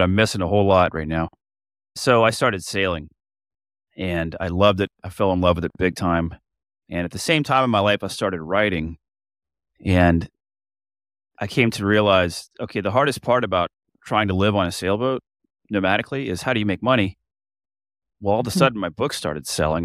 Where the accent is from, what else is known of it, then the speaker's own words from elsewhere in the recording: Florida, United States; moved away as an adult; I'm from Florida, but I don't live anywhere anymore besides my boat